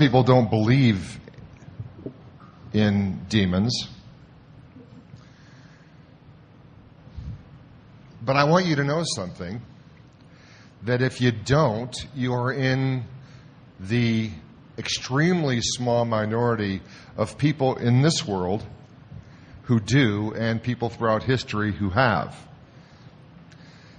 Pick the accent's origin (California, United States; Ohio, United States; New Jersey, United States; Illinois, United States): Ohio, United States; Toledo; came back to my hometown university, University of Toledo